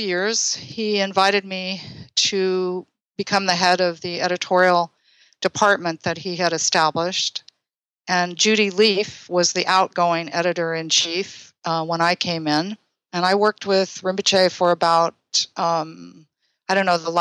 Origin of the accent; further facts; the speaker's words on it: Boulder, Colorado, United States; moved away as an adult; also born or lived in California; I'm a native of Boulder, Colorado